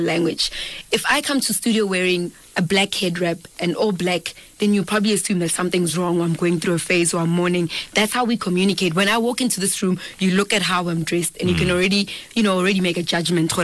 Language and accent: English; Dennilton, Mpumalanga, South Africa; now in Pretoria, South Africa; I am from Denilton, Mpumalanga. I'm from a village called Ndwani, and to be more specific, Lesehleng.